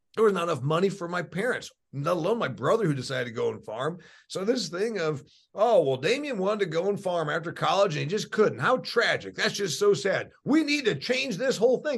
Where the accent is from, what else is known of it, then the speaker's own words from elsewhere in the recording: Indiana, United States; I'm from Indiana.